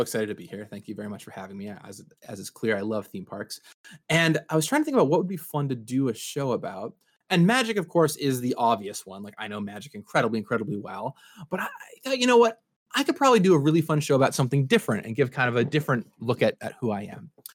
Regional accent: Seattle, Washington, United States; I grew up in Seattle. I still live out here in Seattle.

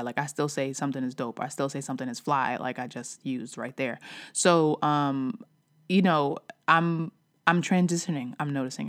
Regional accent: New York, United States; I'm from New York. I still say something, I still say mad. I still say yo. I still say son.

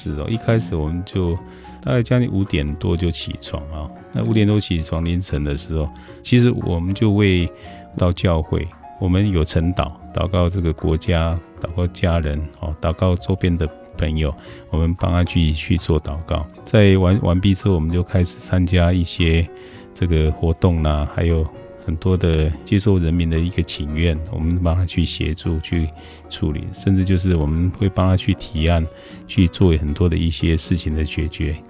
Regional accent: Guanxi, Hsinchu County, Taiwan; now in Zhubei, Taiwan; 关西长大，其实我是在出生在一个公务员的家庭，他妈妈本身是很朴实的管家。那我们有七个兄弟姐妹。比较山区这个乡镇，没有很多的资源。

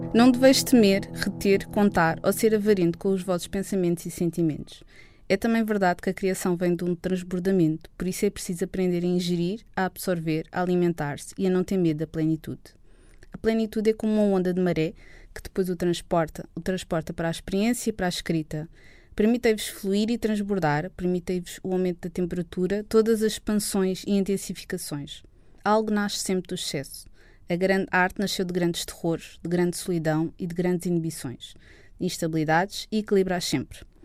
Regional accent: Lisbon, Portugal; Eu sempre vivi uh, na área de Lisboa e sempre vivi hum, ao pé do rio, ao pé do mar

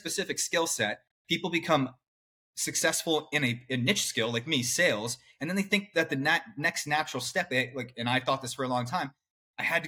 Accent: Clarksville, Maryland, United States; I grew up right outside Washington, D.C., in a suburb in Maryland. It's called Clarksville.

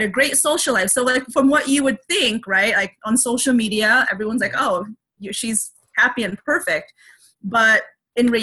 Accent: United States; I'm Asian American

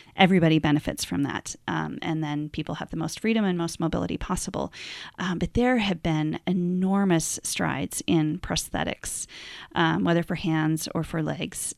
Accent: Montana, United States; I'm from Montana

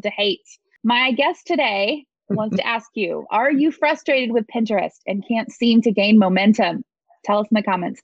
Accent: Oklahoma, United States; we're both native Okies here

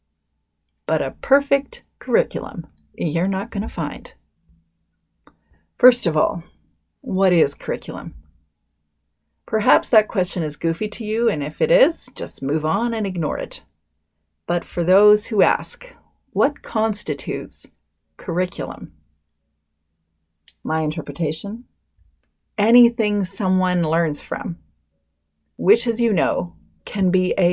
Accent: British Columbia, Canada; I'm Canadian. I'm from beautiful British Columbia.

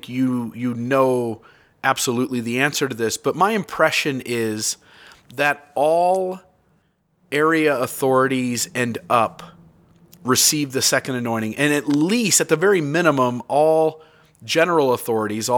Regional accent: United States; as a American who joins the church

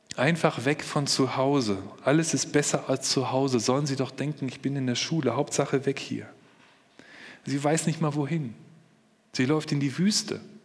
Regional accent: Germany; bei uns in Deutschland

